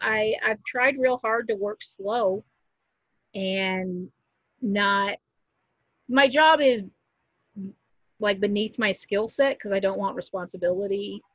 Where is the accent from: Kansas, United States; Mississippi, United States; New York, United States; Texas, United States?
Kansas, United States; Wichita; also born or lived in Colorado; I'm from Wichita, Kansas